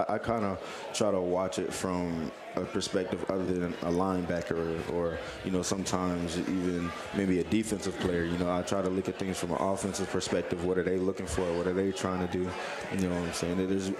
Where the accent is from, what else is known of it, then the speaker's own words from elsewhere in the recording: Palm Beach, Florida, United States; moved away as an adult; also born or lived in Plantation, Florida; now in Louisville, United States; I'm from Palm Beach, Florida. I mean, I went to school in Plantation, but I was raised in Palm Beach, not too far, probably about an hour away from there.